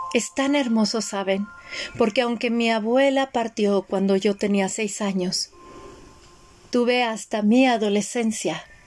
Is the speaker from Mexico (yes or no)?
yes; Mexico; en mi casa no había México, era otro país